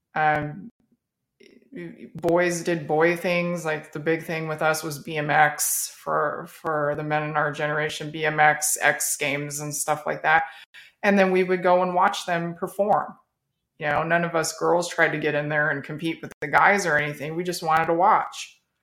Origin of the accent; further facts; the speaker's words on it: Las Vegas, Nevada, United States; moved away as an adult; now in Texas, United States; I'm, I'm a native Las Vegas, native of Las Vegas